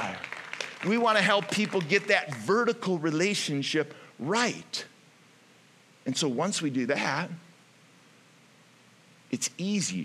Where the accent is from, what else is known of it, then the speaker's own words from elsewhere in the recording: Ohio, United States; moved away; I'm from Ohio